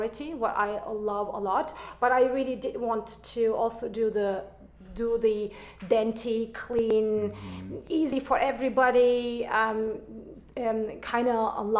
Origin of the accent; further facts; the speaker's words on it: Berlin, Germany; English is a second language; moved away as an adult; also born or lived in Istanbul, Turkey; now in United States; I'm born in Istanbul, but grew up in Berlin, actually